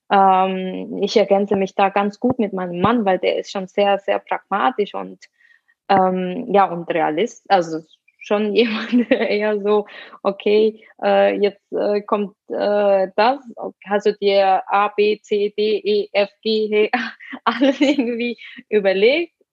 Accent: Switzerland; Meine eigene Familie lebt in Basel, ich bin äh, Schweizerin

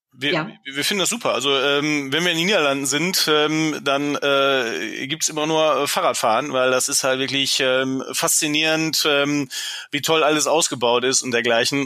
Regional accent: Germany; klar bin ich Deutscher

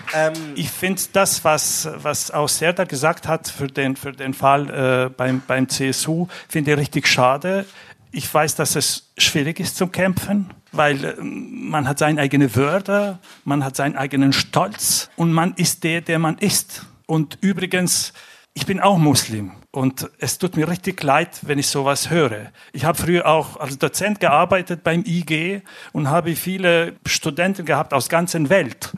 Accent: Montenegro; now in Munich, Germany; ich komme aus Montenegro

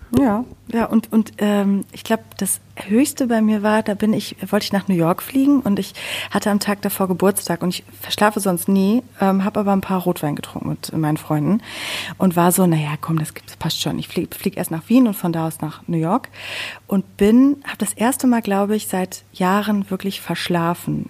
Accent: Sauerland, North Rhine-Westphalia, Germany; born or raised there

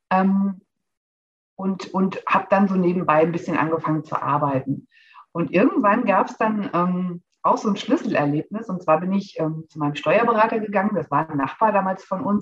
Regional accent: Hesse, Germany; Ich bin 41 Jahre alt, alleinerziehende Mama aus der Nähe von Frankfurt

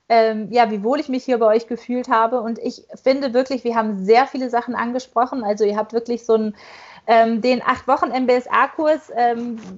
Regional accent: North Rhine-Westphalia, Germany; born there; accent: Ruhrpott; dass ich auch gebürtig aus dem Ruhrgebiet komme und für mich ist es einfach auch so ein schönes Heimatgefühl, euch daher quatschen zu hören, so richtig schön frei Schnauze in Ruhrpottart.

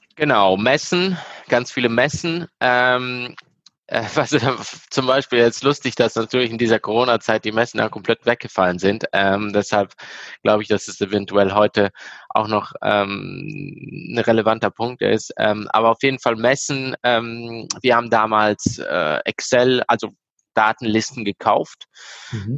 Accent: Italy; moved away as an adult; now in Germany; Mein Vater ist Italiener, ich bin selber in Italien aufgewachsen, erst 2016 hergezogen. Ähm, natürlich zu Hause zweisprachig aufgewachsen, deshalb spreche ich so gut Deutsch.

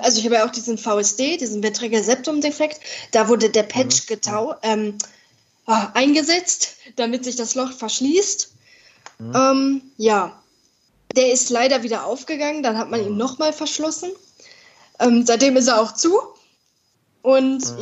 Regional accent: Dortmund, North Rhine-Westphalia, Germany; ich bin 22 Jahre alt und komme aus Dortmund, aus dem Ruhrgebiet

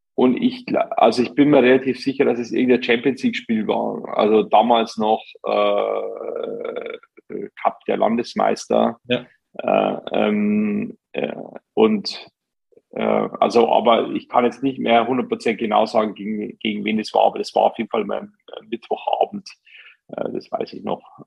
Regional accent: Bavaria, Germany; ich komme aus der Region, ähm, bin einfach mit Bayern München groß geworden

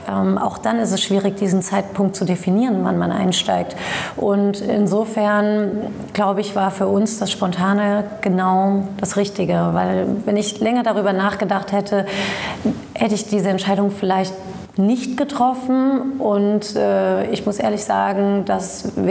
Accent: Saarland, Germany; ich komme aus dem Saarland, dem machtpolitischen Zentrum Deutschlands

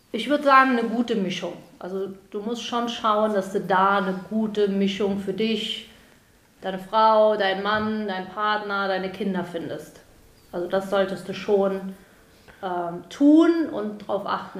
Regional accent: Italy; moved away; Ich bin als Italiener voll integriert

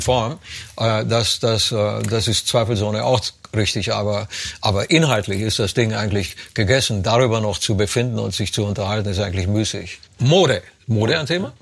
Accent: Romania; moved away; das Land gehst, wo ich herkomme, in Rumänien

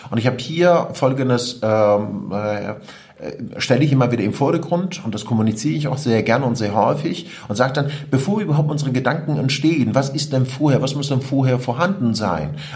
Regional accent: Iran; German is a second language; now in Germany; Und ich komme aus dem Iran. Ich bin ein Kriegskind. Mit äh, neun Jahren habe ich meinen Vater und meine Onkels verloren.

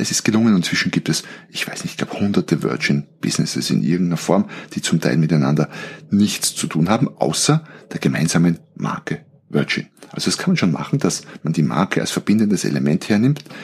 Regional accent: Austria; aber bei uns in Österreich gibt es einen Skiort Obertauern

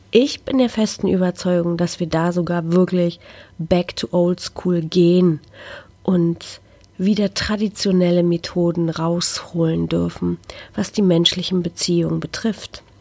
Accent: Szczecin, West Pomeranian Voivodeship, Poland; oder sogar einer kleinen armen Stadt in Polen wie Stettin, wo ich herkomme, ist jeder in sein Handy vertieft

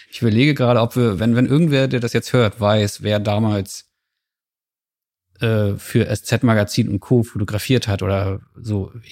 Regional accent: East Germany, Germany; ich bin Ossi.

